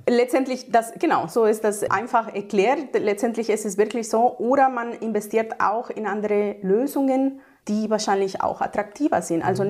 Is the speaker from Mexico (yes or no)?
yes; Mexico; now in Germany; Ich komme ursprünglich aus Mexiko und bin seit 20 Jahren in Deutschland.